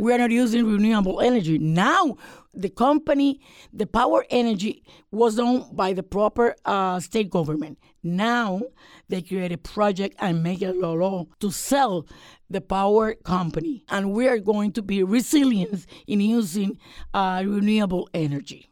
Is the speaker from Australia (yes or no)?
no; Puerto Rico; Puerto Rico is a territory, but we are American citizens too.